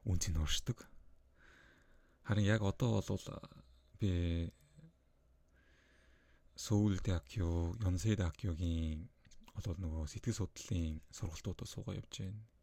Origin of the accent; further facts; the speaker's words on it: Mongolia; first language Mongolian; Монгол э, хэлийг бол би миний төрөлх хэл учраас маш сайн төгс эзэмшиж боддог.